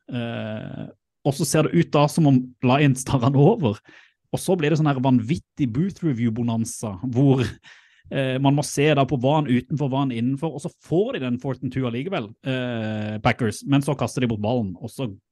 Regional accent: Sørlandet, Norway; moved away; jeg er jo sørlending

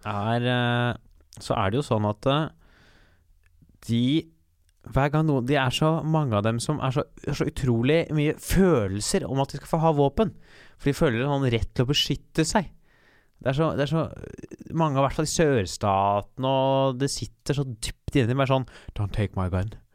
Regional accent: Norway

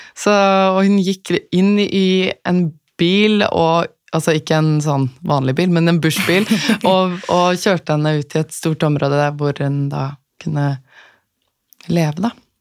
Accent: Asker, Akershus, Norway; moved away as an adult; vokste opp i Asker

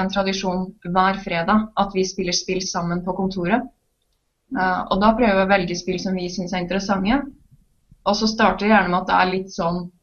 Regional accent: Trondheim, Trøndelag, Norway; jeg er fra Trondheim

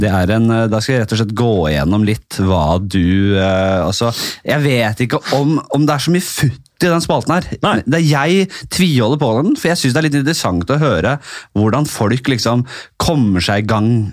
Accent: Bærum, Akershus, Norway; Jeg er fra Bærum

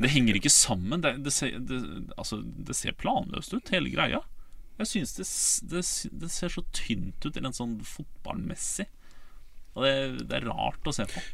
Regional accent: Ålesund, Møre og Romsdal, Norway; jeg er fra der, jeg, der jeg er fra

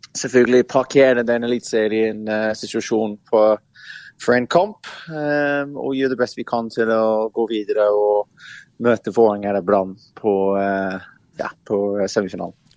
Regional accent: England, United Kingdom; Norwegian is a second language; moved away as an adult; now in Norway; Jeg har vokst opp i England

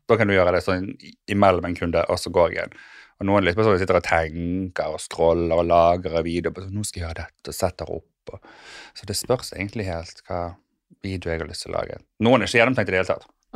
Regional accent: Sotra, Vestland, Norway; moved away as an adult; also born or lived in United States; now in Oslo, Norway; Jeg tok skole i Bergen, eller på Sotra, der jeg kommer fra

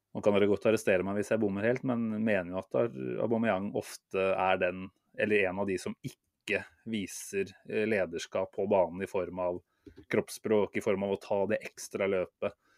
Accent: Norway; som nordmann

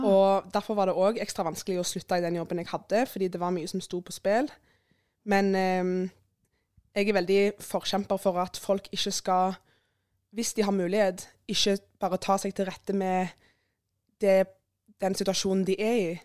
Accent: Sandnes, Rogaland, Norway; jeg er jo fra Sandnes

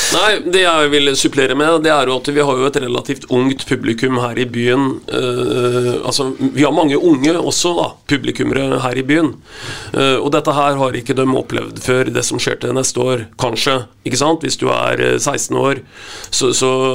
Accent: Vetatoppen, Østfold, Norway; jeg kommer jo fra Vetatoppen.

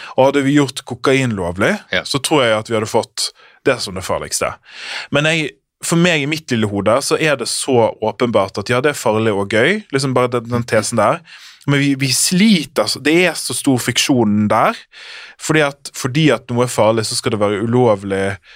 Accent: Sotra, Vestland, Norway; jeg er fra Sota

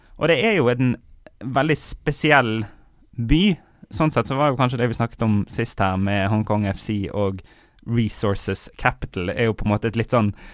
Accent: Bergen, Vestland, Norway; moved away; also born or lived in Kongsberg; vi har pleid å være annethvert år hjemme i Bergen

